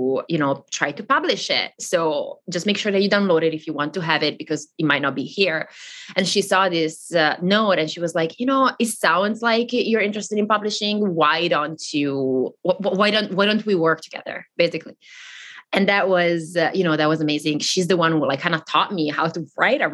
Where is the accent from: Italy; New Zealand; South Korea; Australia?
Italy; the very north of Italy, northern Italy; first language Italian; English is a second language; I grew up in Italy